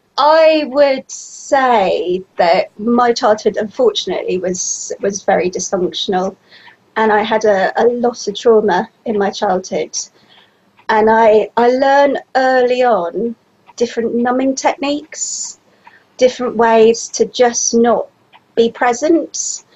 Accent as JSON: {"language": "English", "town": "Bristol", "region": "South West England", "country": "United Kingdom", "said": "I'm from Bristol, which is like in the southwest of the UK, and I am 48."}